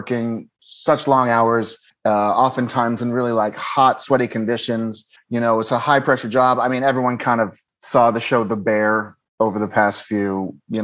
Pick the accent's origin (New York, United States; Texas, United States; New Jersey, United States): Texas, United States; Dallas; moved away as an adult; also born or lived in Cincinnati, Ohio / California; now in Los Angeles, United States; growing up in Dallas and then moving to California